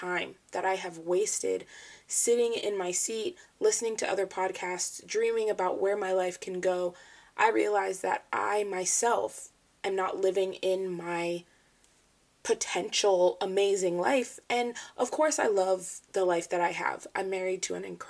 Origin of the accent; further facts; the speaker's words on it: Falls Church, Virginia, United States; I was born and raised in Falls Church, Virginia. I've lived in the same house pretty much my whole life